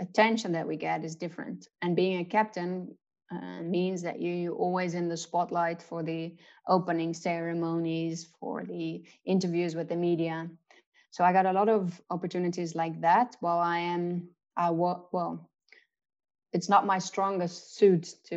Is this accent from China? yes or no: no; Netherlands; moved away; also born or lived in South Africa; growing up in the Netherlands, being kind of a cricket fanatic